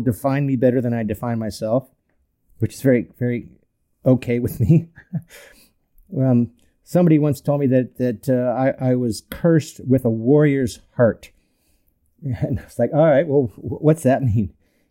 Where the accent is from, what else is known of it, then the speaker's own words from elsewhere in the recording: North Orange County, California, United States; I grew up in North Orange County, big Irish Catholic family, 8 kids